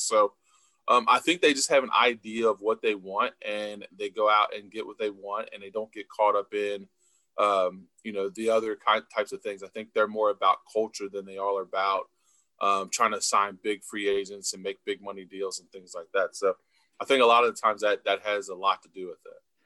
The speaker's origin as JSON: {"language": "English", "area": "Cincinnati area", "region": "Northern Kentucky", "country": "United States", "said": "we are from the Northern Kentucky, Cincinnati area."}